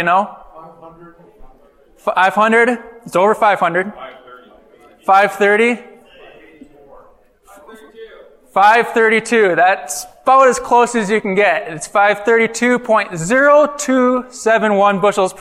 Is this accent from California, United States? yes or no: no; north of Eau Claire, northwestern Wisconsin, United States; moved away as an adult; now in Illinois, United States; I hail from Wisconsin, northwestern Wisconsin, north of Eau Claire